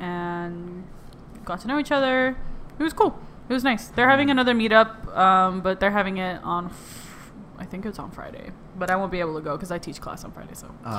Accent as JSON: {"language": "English", "country": "Philippines", "said": "if I tell people usually that I'm Asian, they're, like, confused, but then when I tell them I'm Filipina, they're like, oh, they're like, oh, it makes sense."}